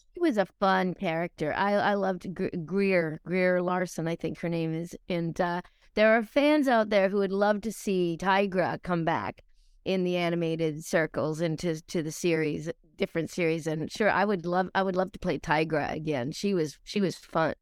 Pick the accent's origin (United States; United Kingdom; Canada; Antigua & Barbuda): Canada; Truro, Nova Scotia; also born or lived in Australia; I was a kid from Truro, Nova Scotia, originally Australia